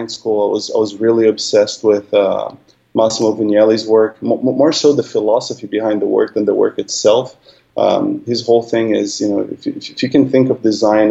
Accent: São Paulo, Brazil; also born or lived in Long Beach, United States / Los Angeles, United States; now in San Francisco, United States; I grew up in San Paolo

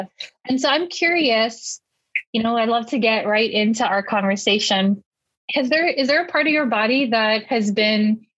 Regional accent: Philippines; being Filipino

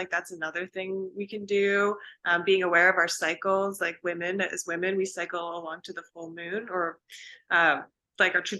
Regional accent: Pacific Northwest, United States; So growing up in the Pacific Northwest, like I've always been a nature girl.

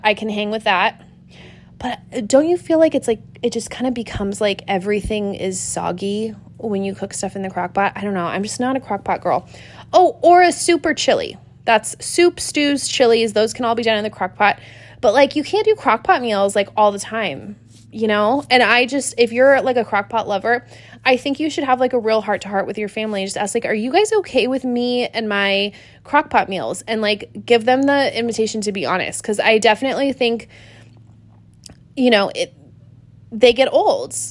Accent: Pacific Northwest, south of Seattle, Washington, United States; moved away as an adult; also born or lived in Montana; I grew up in the Pacific Northwest around, like, thirty, forty-five minutes south of Seattle, Washington.

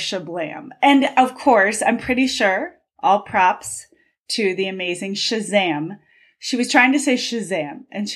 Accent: Cincinnati, Ohio, United States; growing up in Cincinnati, where the headquarters of Procter & Gamble is

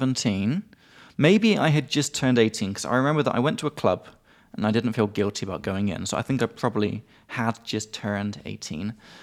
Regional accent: England, United Kingdom; from England.

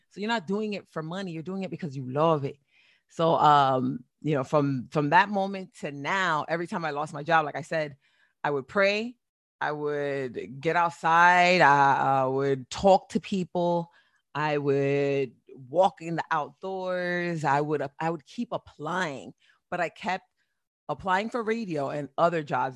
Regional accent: Perth Amboy, New Jersey, United States; moved away; also born or lived in Boston, Massachusetts / Florida; I was born in Boston, raised in Perth Amboy, New Jersey

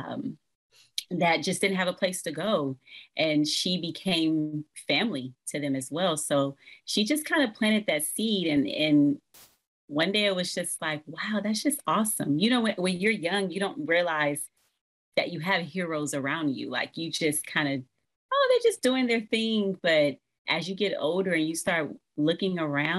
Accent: Los Angeles, California, United States; born and raised in South Central Los Angeles

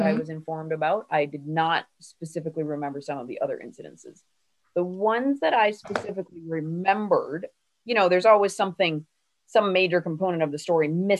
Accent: Ireland; This is not yelling. I'm Irish. You will know if I am yelling.

